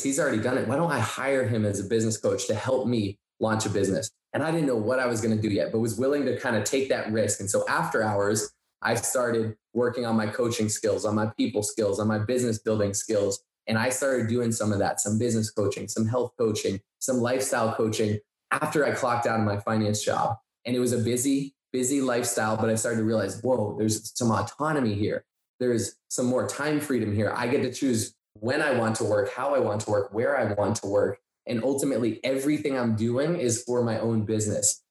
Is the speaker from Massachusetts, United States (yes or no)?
yes; Boston, Massachusetts, United States; I grew up in the Northeast in a Boston area